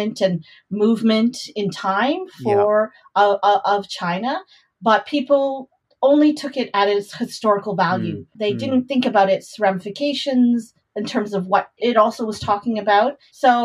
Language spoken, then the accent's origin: English; Canada; I grew up in Canada